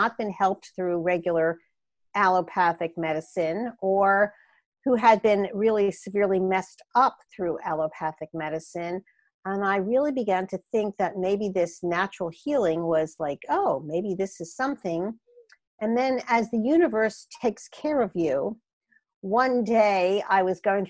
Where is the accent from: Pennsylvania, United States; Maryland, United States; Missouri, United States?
Pennsylvania, United States; Philadelphia; accent: Philadelphia; moved away as an adult; also born or lived in Portland, Oregon; now in California, United States; You can tell I have not lost my Philadelphia accent all these years later.